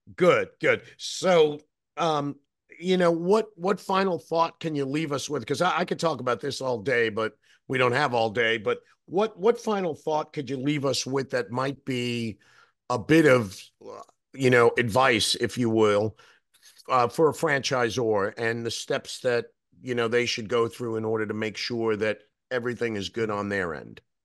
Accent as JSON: {"language": "English", "region": "New York", "country": "United States", "said": "as a New Yorker"}